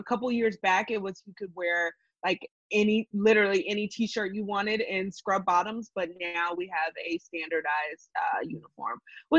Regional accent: Texas, United States; also born or lived in Los Angeles; I'm from Texas and lived a little bit in Los Angeles, kind of moved all around

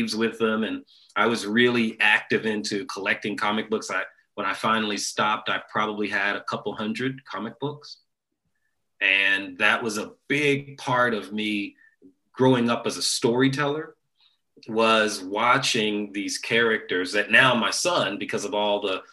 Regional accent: Dayton, Ohio, United States; born and raised in Dayton, Ohio

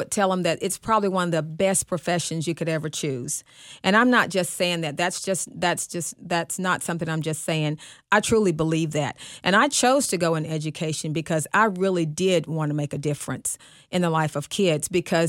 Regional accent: Arkansas, United States; now in Dallas, United States; when I came from Arkansas to Dallas and I worked at Skyline High School

